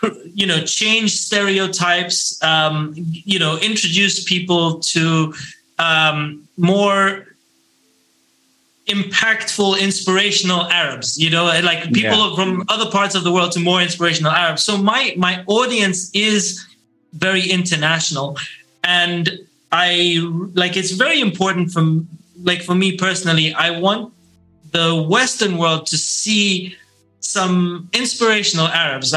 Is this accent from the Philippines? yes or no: no; Oman; growing up in Oman, and we only had Oman TV